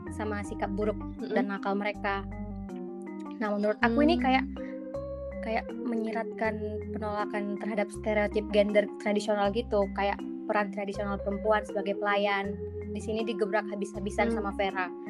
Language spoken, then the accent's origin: Indonesian; Medan, North Sumatra, Indonesia; aku dari aku dari Medan